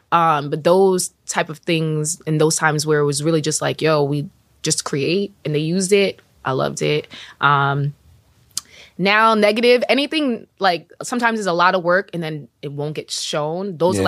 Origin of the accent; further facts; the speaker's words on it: New York, United States; I am Jamaican and from New York.